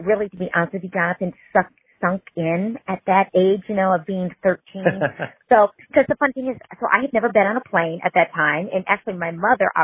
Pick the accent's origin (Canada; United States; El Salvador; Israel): United States; St. Louis, Missouri; moved away; I grew up in St. Louis, Missouri